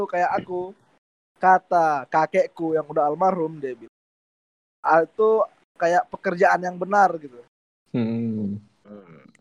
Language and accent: Indonesian; Penajam Paser Utara, East Kalimantan, Indonesia; Aku asalnya dari Kalimantan Timur ya, dari Kabupaten Penajam Pasir Utara yang katanya mau jadi ibu kota.